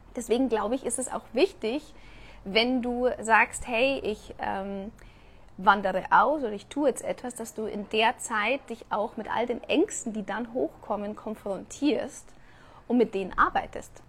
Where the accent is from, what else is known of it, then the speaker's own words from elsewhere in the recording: Germany; moved away as an adult; now in Mexico; man meldet sich von einem Land ab, das einfach 32 Jahre meine Heimat war